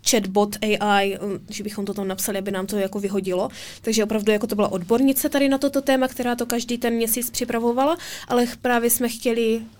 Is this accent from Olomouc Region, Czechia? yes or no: yes; Olomouc, Olomouc Region, Czechia; A často jezdím domů do Olomouce a to je to pro mě takový dobytí